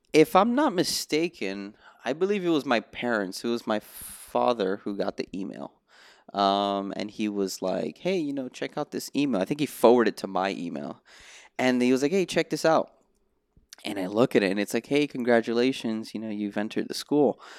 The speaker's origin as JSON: {"language": "English", "town": "Miami", "region": "Florida", "country": "United States", "tie": "born or raised there", "also_born_or_lived": "New Brunswick, New Jersey", "moved": "as an adult", "lives_now": "Los Angeles, United States", "said": "I was born in New Brunswick, New Jersey, but I didn't really start my musical journey till I moved to Miami in two thousand and two"}